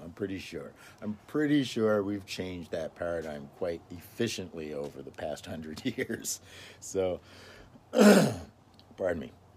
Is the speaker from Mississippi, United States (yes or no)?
yes; Mississippi, United States; now in Fair Oaks, United States; I was actually born and raised in the South, Mississippi.